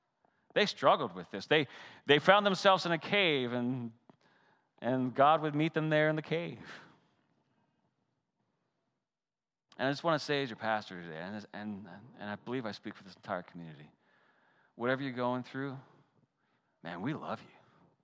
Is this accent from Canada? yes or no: yes; Canada; I grew up in the Great White North, right? And so I remember I couldn't wait for the ponds to freeze over because I love pond hockey.